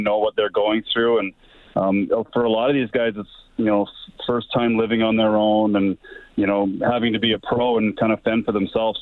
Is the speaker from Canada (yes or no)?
yes; Camrose, Alberta, Canada; growing up in Camrose